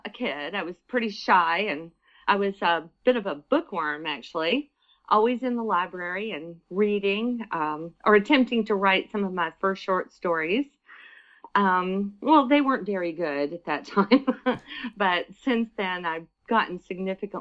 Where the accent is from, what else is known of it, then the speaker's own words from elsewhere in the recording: Alabama, United States; now in United Arab Emirates; growing up in Alabama in a Southern family